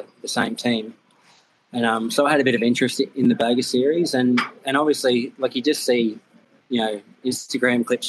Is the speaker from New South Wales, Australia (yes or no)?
yes; Goulburn, New South Wales, Australia; also born or lived in United States; one of Matt Mladen's mechanics, Rego Rourke, was from my hometown